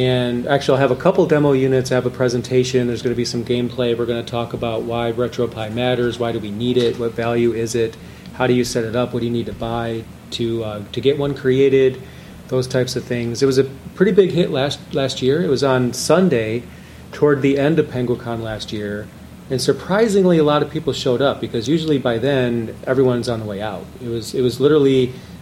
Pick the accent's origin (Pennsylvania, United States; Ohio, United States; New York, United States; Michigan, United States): Michigan, United States; Lapeer; moved away; I was born in Lapeer, Michigan